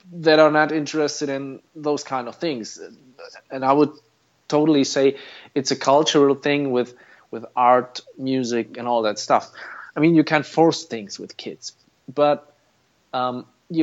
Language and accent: English; Fulda, Hesse, Germany; Town is called Fulda. I'm still living here